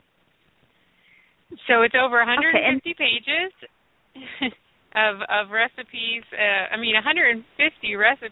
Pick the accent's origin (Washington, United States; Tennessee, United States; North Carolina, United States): Tennessee, United States; Nashville; So I grew up in the South. I'm from Nashville originally